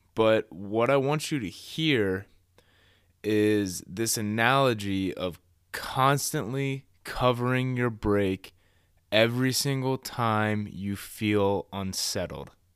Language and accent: English; Columbus, Ohio, United States; I am from Columbus, born and raised here.